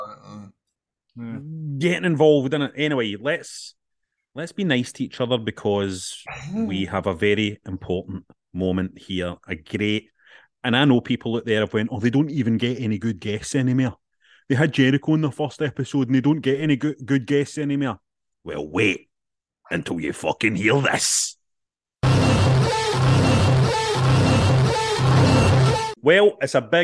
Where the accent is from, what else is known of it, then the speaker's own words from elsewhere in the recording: Glasgow, Scotland, United Kingdom; Glasgow, my hometown.